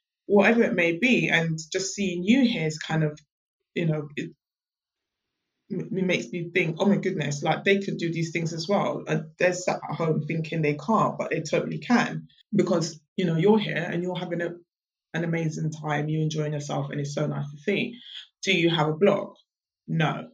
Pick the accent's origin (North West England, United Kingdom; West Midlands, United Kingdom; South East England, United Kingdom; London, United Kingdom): London, United Kingdom; I'm born and bred in London